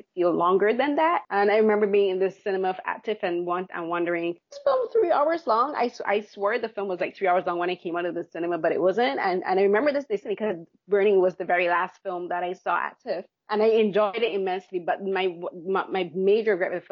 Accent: Barbados; moved away; I grew up back home in Barbados.

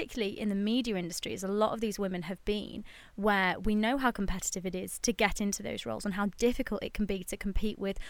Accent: United Kingdom; being British

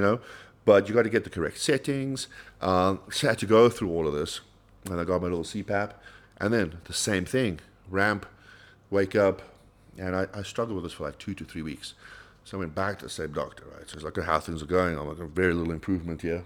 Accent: South Africa; as a South African

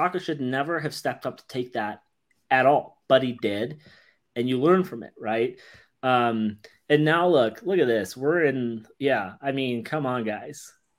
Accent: England, United Kingdom; I got it right here for all those who don't think I'm actually English.

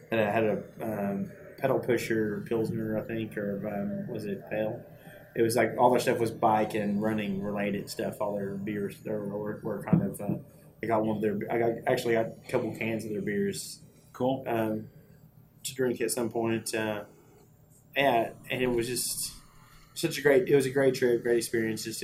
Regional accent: Colorado, United States; I'm from

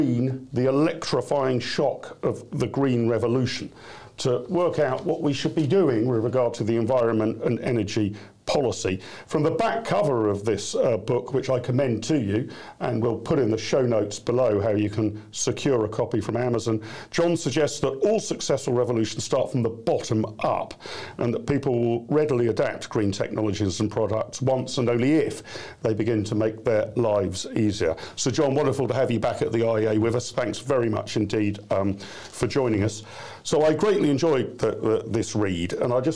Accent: Wokingham, South East England, United Kingdom; the constituency of Wokingham, my hometown

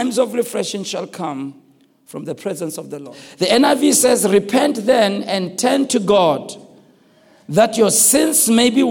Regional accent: Soweto, Gauteng, South Africa; I was raised in Soweto.

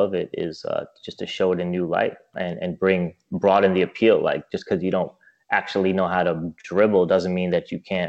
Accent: New York, United States; for an American like me, like if I'm coming from New York

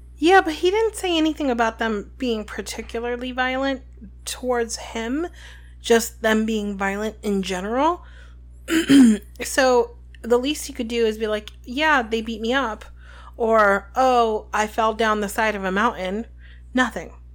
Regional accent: New Jersey, United States; we're from New Jersey.

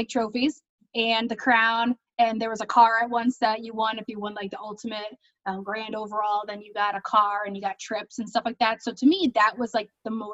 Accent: Troy, New York, United States; also born or lived in Manhattan; I'm from Troy, so I was Miss Uncle Sam.

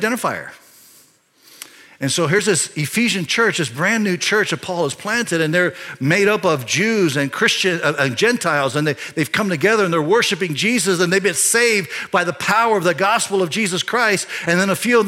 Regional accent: Panama Canal Zone, Panama; I was born in the Panama Canal Zone, when it was the Panama Canal Zone

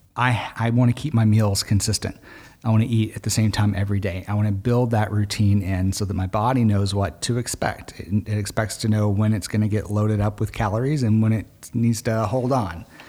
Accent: Arkansas, United States; I grew up in Arkansas

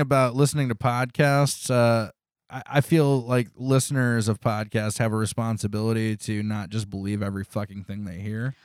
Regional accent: United States; I was from America

